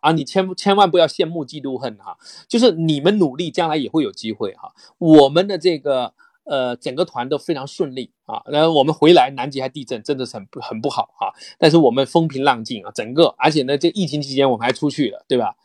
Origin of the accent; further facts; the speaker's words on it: rural Fujian, China; moved away as an adult; now in Beijing, China; 我是福建农村长大，我大，我第一个大学生，然后来到了北京